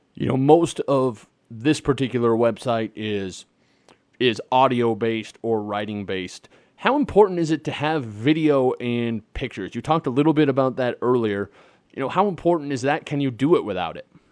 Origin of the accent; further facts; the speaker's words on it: Nebraska, United States; now in South Dakota, United States; I'm a Midwest boy. I was raised in Nebraska. I live in South Dakota.